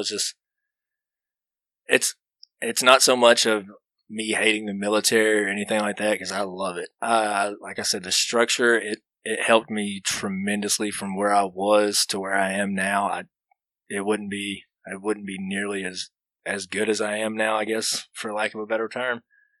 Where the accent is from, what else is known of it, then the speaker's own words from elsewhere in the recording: Alabama, United States; Hey, where are you from? I'd give it just a generic, Alabama. Oh, okay. Well, after about a year or so, I started meeting some people from Alabama that were there. Like, okay, what part? Well, I'll just throw out Birmingham because it's the closest big city.